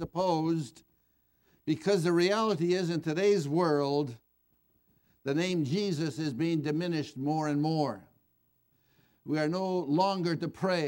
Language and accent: English; Moraga, California, United States; born or raised there